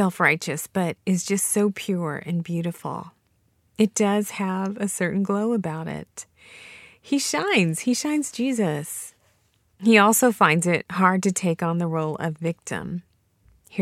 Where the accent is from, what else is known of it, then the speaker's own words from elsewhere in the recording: Franklin, Tennessee, United States; 13 boys from Franklin, Tennessee, my hometown